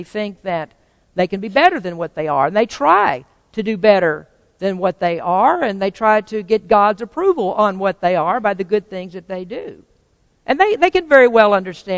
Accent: the Bible Belt, United States; moved away as an adult; now in California, United States; But I came from a very sheltered environment. I came from Bible Belt, from very conservative people

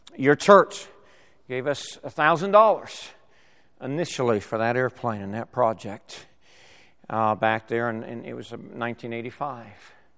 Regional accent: La Mesa, California, United States; also born or lived in Sacramento, California; I was born and raised in La Mesa, California, moved to Sacramento at, at age, uh, in sixth grade and lived there till twenty, through twenty-three years of age.

